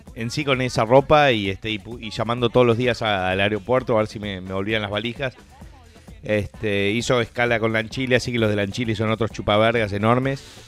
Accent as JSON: {"language": "Spanish", "country": "Uruguay", "said": "como uruguayos"}